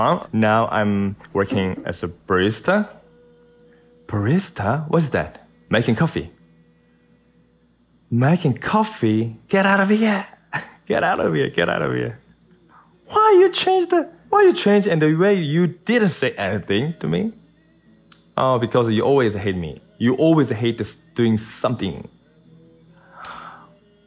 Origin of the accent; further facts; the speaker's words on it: South Korea; I'm from South Korea.